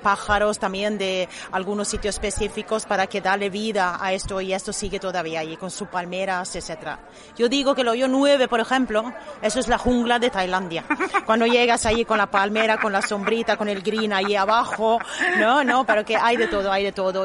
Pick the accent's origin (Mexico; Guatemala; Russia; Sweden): Sweden; Spanish is a second language; also born or lived in Arroyo de la Miel, Benalmádena; now in Benalmádena, Spain; de origen soy de Suecia, no volví a, llegué aquí a la Costa del Sol en el 89